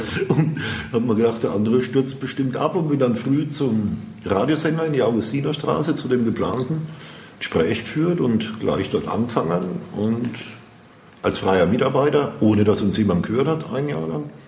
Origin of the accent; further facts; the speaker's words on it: Würzburg, Bavaria, Germany; Bin ein Urgestein, Würzburger. City. Würzburg City. Ich bin geboren in der Innenstadt, aber aufgewachsen in Grombü.